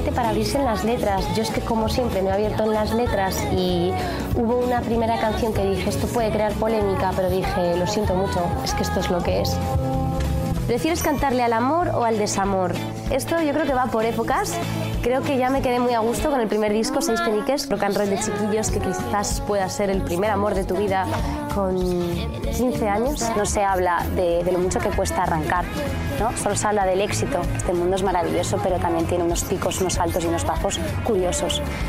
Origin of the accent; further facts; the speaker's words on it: Madrid, Community of Madrid, Spain; also born or lived in London; Nací en Londres, he vivido toda mi vida en Madrid